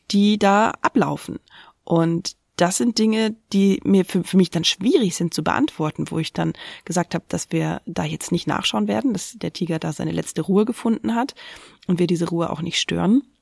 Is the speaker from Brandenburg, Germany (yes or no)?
yes; Linthe, Brandenburg, Germany; Ich bin in Linte in Brandenburg aufgewachsen